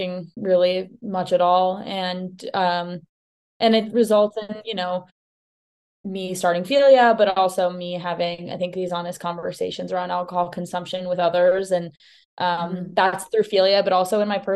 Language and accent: English; New York City, New York, United States; I grew up in Manhattan